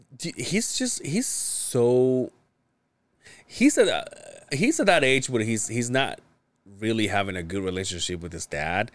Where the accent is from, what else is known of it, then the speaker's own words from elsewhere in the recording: Mexico; now in United States; I grew up in Mexico